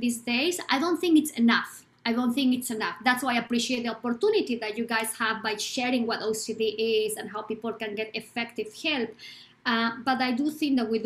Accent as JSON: {"language": "English", "country": "Bolivia", "said": "I am from Bolivia, South America."}